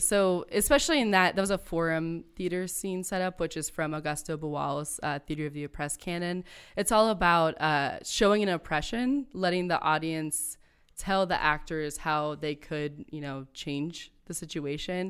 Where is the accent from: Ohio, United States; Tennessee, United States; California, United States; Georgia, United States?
Ohio, United States; Akron; also born or lived in northwestern Pennsylvania; I grew up in Akron